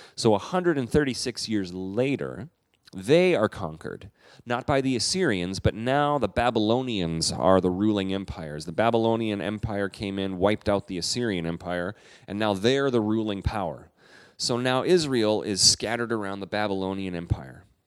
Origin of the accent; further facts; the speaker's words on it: Canada; I'm a Canadian